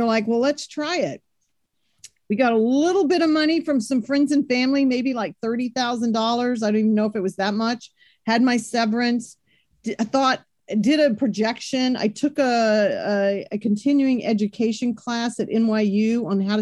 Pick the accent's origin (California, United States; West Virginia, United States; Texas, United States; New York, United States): Texas, United States; Grand Prairie; I'm originally from Texas. I grew up in Grand Prairie, Texas, in between Dallas and Fort Worth